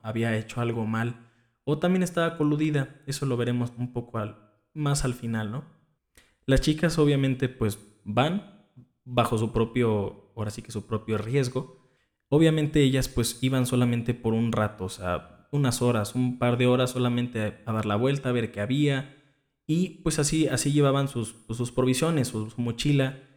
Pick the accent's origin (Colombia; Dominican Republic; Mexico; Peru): Mexico; Cuernavaca, Morelos; de donde yo soy, y que es aquí en Cuernavaca, Morelos